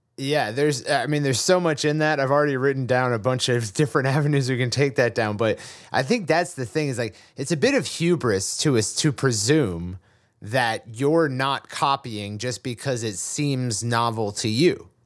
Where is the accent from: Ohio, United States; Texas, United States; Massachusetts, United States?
Massachusetts, United States; I was raised in Massachusetts